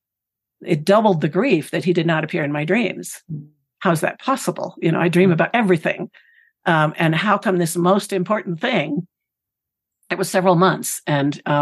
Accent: Pennsylvania, United States; this community where I grew up in Pennsylvania

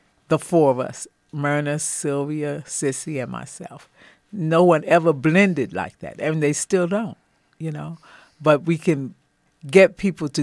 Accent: New York City, New York, United States; I'm from New York City

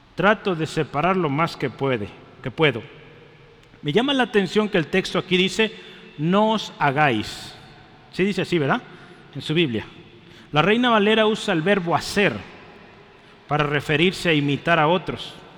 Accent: Mexico; Somos mexicanos, yo soy mexicano

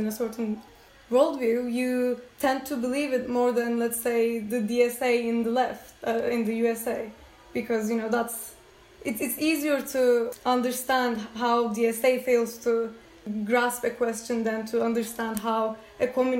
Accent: Turkey; moved away as an adult; also born or lived in New York; I'm from Turkey and have lived in Turkey for the, like, you know, first 18 years of my life.

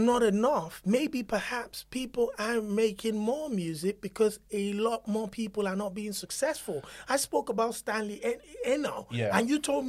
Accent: Nigeria; now in London, United Kingdom; I speak from Nigeria now. In the 90s and the 80s, growing up in Nigeria

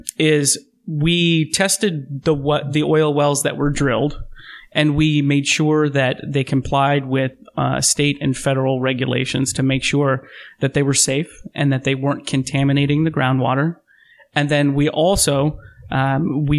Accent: Midwest, United States; now in Oregon, United States; growing up in the Midwest, growing up in that part of the country

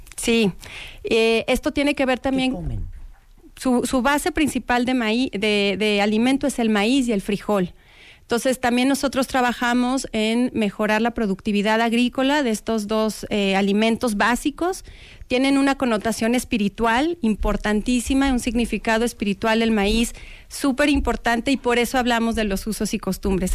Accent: Mexico; como mexicanos

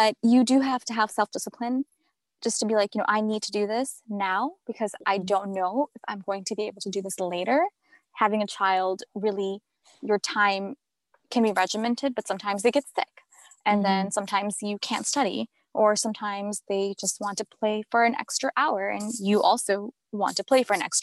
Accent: Chicago, Illinois, United States; now in Southern New Jersey, United States; I grew up in Chicago

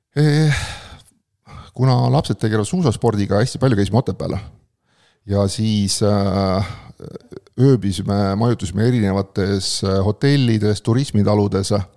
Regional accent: Pärnu area, Pärnu County, Estonia; ma olen ka Pärnu kandist olen pärit

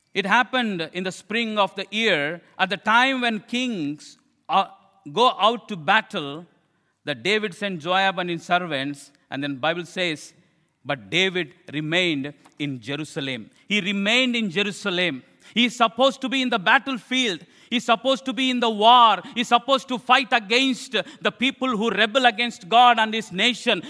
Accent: India; I'm an Indian preacher.

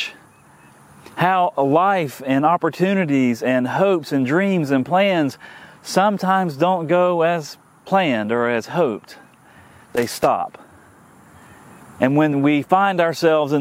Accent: Tallahassee, Florida, United States; growing up in Tallahassee in the 1970s and into the 1980s

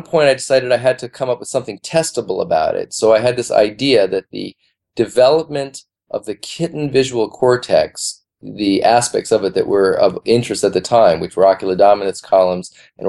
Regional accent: Chicago, Illinois, United States; moved away as an adult; now in New York, United States; I'm from Chicago because middle school, high school, and where my folks are, Chicago.

